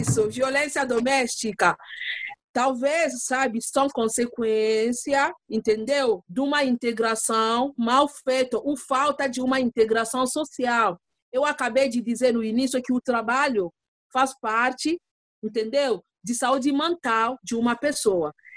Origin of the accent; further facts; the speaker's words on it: DR Congo; Portuguese is a second language; moved away as an adult; now in São Paulo, Brazil; Porque agora eu não sou, só congolesa, não. Agora eu sou brasileira